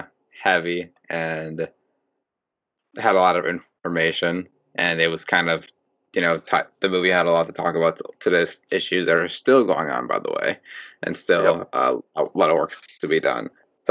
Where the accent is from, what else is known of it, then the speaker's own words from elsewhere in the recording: Wisconsin, United States; accent: Wisconsin; I used to call it with my Wisconsin accent, Louisville, Kentucky.